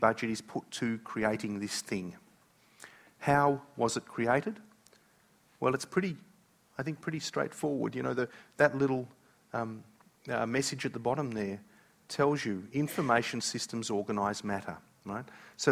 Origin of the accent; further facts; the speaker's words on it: Australia; I am an Aussie